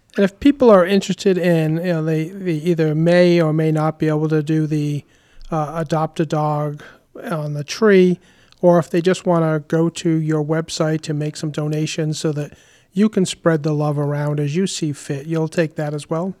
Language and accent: English; Warwick, Rhode Island, United States; I grew up in Warwick and have been a homeowner for over thirty years in our lovely city.